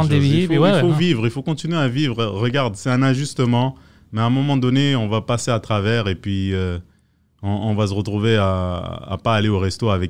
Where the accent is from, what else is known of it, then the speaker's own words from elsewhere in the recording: France; also born or lived in West Africa; Moi, je suis né en France, euh, j'ai grandi un peu en France, j'ai grandi en Afrique de l'Ouest un peu.